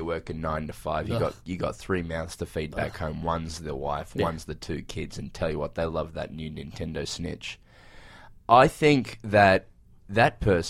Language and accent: English; Australia; We get a fair bit of American TV in Australia